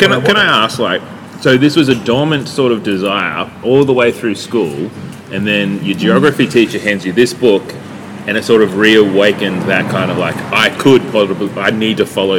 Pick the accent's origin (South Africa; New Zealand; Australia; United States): Australia; Yarram, Victoria; born or raised there